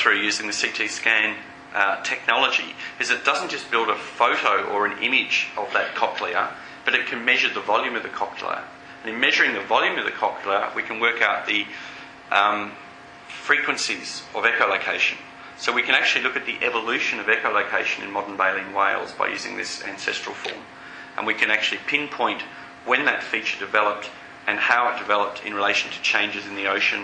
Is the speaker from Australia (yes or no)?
yes; Melbourne, Victoria, Australia; moved away; I grew up in Melbourne and I used to collect fossil sharks deep down at Beaumaris